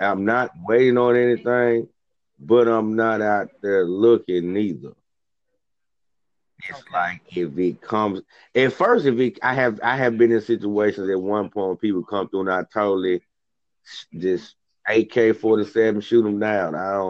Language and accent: English; Memphis, Tennessee, United States; from Memphis, so it's rough down here.